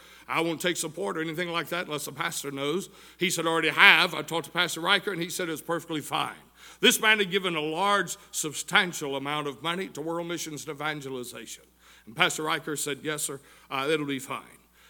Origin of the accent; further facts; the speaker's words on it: Tunnel Hill, Georgia, United States; also born or lived in Chatsworth, Georgia; I'm from right here in the Tunnel Hill area. I was born over in Chatsworth.